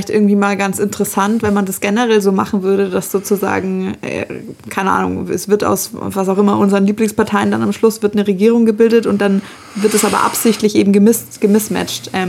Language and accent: German; Bavaria, Germany; vor allem auch wieder {S0} mit dem meinen Heimatland. Du bist da gerade auch zu Hause, Marc.